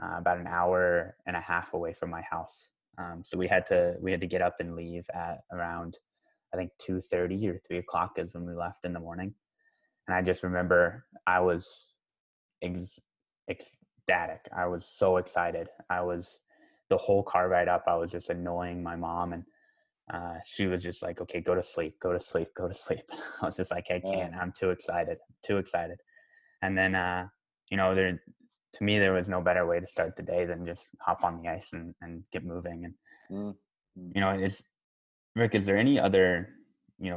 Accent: Colorado Springs, Colorado, United States; One of the rinks I grew up playing in Colorado Springs

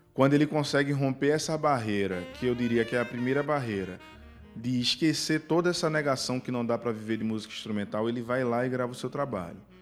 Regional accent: Northeast Region, Brazil; A gente hum. vem do Nordeste

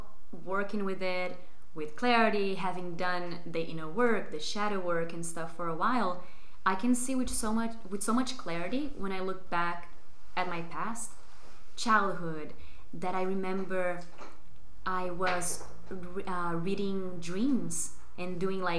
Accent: Brazil; English is a second language; moved away as an adult; now in Barcelona, Spain; I'm originally from Brazil. I've been living in Barcelona for roughly 4 years now.

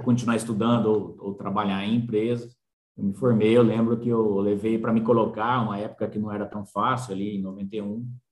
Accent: Espírito Santo do Pinhal, São Paulo, Brazil; moved away as an adult; also born or lived in Pirassununga / Jaboticabal; logo que eu nasci em Pirassununga, é, nós mudamos para Pinhal. Pinhal é uma cidadezinha, Espírito Santo do Pinhal, cidadezinha, desculpa, 40 mil habitantes, cidade muito boa. Do lado ali, 100 quilômetros, e me criei, na verdade, em Pinhal

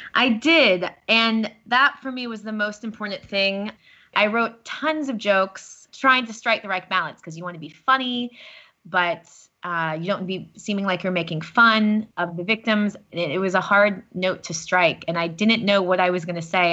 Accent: United States; now in Paris, France; I'm American, if you couldn't tell by my voice by this point.

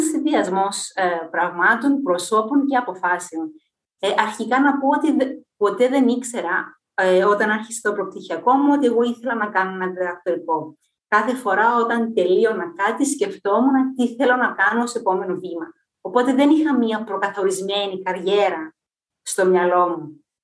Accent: Cyprus; now in United Kingdom; είμαι από την Κύπρο

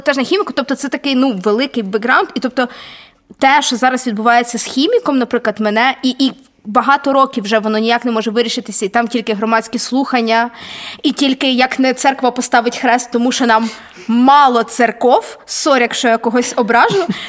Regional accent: Vinnytsia, Vinnytsia Oblast, Ukraine; я виросла на Коцюбинську на замості, і хімік я ходила в 32-гу школу

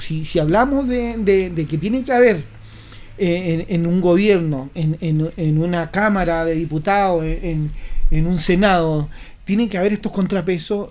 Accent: Chile; como chileno

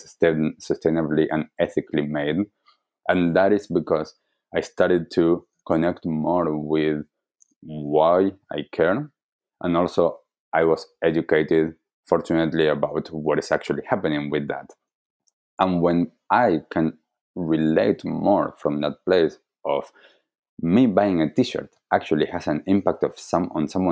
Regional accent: Argentina; I grew up in Argentina

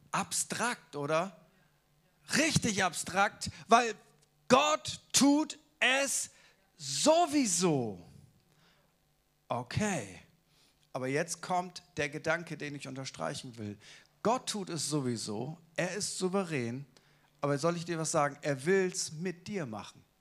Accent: Munich, Bavaria, Germany; ich bin nicht aus Hamburg, ich bin aus München.

